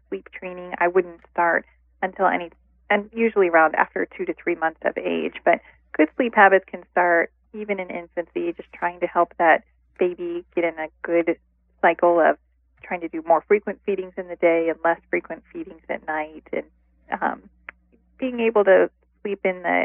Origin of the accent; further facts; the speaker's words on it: Ohio, United States; moved away; also born or lived in Midwest; I'm originally from Ohio, and I've been living in different areas of the country, mostly in the Midwest